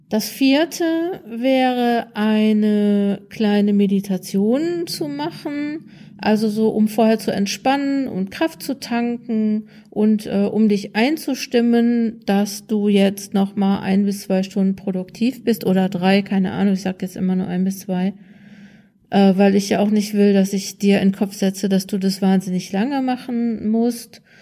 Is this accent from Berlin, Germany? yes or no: no; North Rhine-Westphalia, Germany; Ich komme ja aus Nordrhein-Westfalen, da gibt's ähm, WDR 5